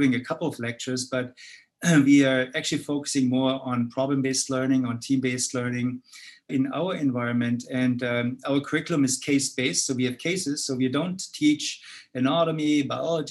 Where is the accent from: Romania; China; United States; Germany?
Germany; moved away as an adult; From my accent, you see that I was actually born in Europe, particularly in Germany. So I spent my early three decades actually in Germany